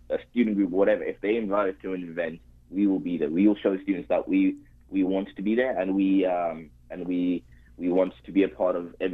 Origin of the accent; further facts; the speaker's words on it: Zimbabwe; also born or lived in Spain; now in Canada; I am Zimbabwean and um, I very very proud of being Zimbabwean. I though unfortunately didn't spend a lot of my time growing up